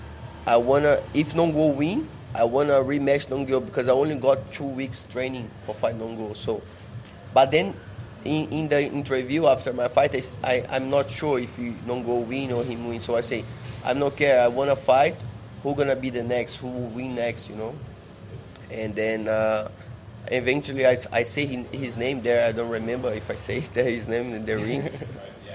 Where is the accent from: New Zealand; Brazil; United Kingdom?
Brazil; São Paulo; English is a second language; moved away as an adult; now in Thailand; I come from Sao Paulo, from not rich family